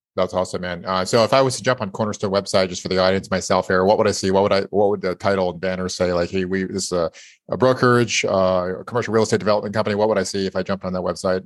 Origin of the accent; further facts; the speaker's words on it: Idaho, United States; I was born in Idaho